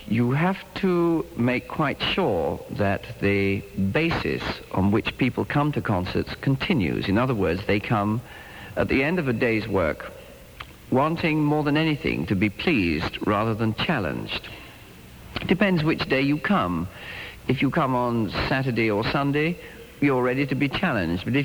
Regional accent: England, United Kingdom; now in United States; being an Englishman in America

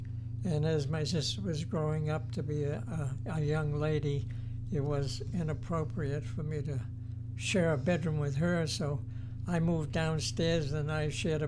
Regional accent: Boston, Massachusetts, United States; I was born in Boston, the Dorchester section. I grew up in that area, and when I was in my late teens, the family moved to Brighton district in Boston.

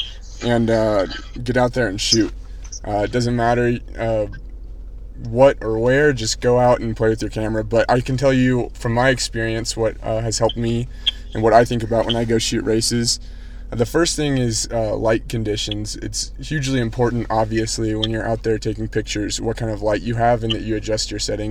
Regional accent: Austin, Texas, United States; my hometown

